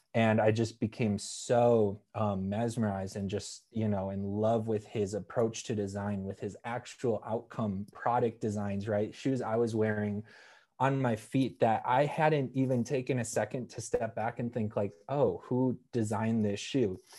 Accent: Wisconsin, United States; moved away; I was a bit stubborn growing up that I wanted to move away from Wisconsin.

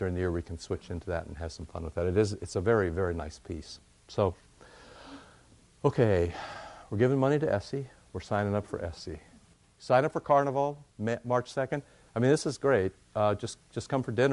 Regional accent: Iowa, United States; I grew up in Iowa

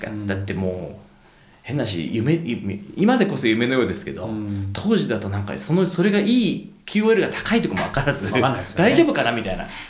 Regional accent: Tokyo, Japan; moved away as an adult; also born or lived in Santa Cruz, California, United States; 東京生まれなんですけど僕、なんか都会に住んでる都会じゃないですか東京って

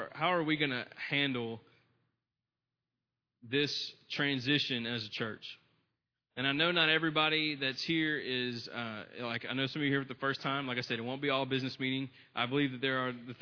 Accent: United States; being an American

